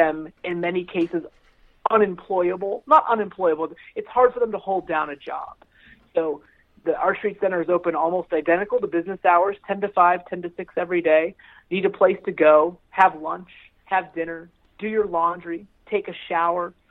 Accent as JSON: {"language": "English", "town": "Palmyra", "region": "Pennsylvania", "country": "United States", "tie": "born or raised there", "lives_now": "Lancaster, United States", "said": "I grew up in Palmyra. I live in Lancaster."}